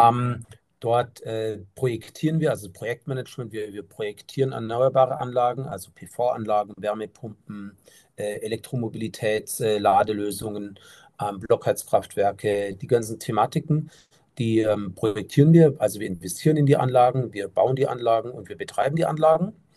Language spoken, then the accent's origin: German; Germany; bei uns in Deutschland